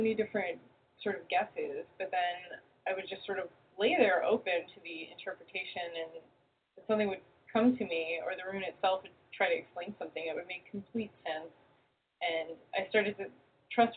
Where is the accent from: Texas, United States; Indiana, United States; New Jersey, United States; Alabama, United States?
New Jersey, United States; Jersey City; also born or lived in New York; now in California, United States; I grew up in Jersey City